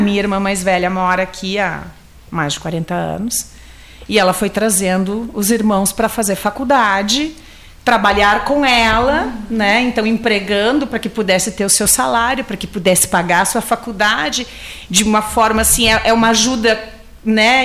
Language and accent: Portuguese; Serra Gaúcha, Rio Grande do Sul, Brazil; moved away; eu sou da Serra, moro aqui há 23 anos